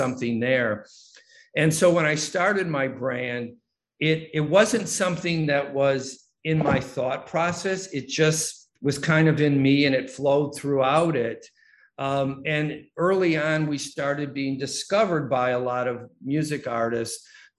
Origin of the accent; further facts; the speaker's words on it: Detroit, Michigan, United States; Well, it started when I was growing up in Detroit in that very small house, when I had to somehow remove myself from everything that was going on in the house at the moment.